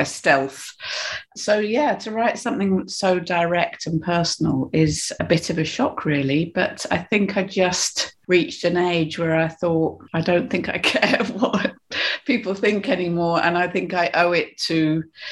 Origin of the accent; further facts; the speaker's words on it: United Kingdom; I think I'm British